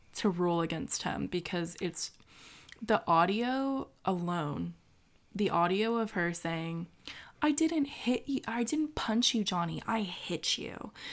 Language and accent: English; United States; as an American